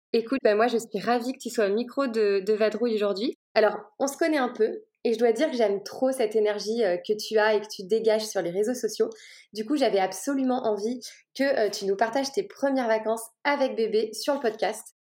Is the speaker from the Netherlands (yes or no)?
no; Lyon, Auvergne-Rhône-Alpes, France; j'ai grandi à Lyon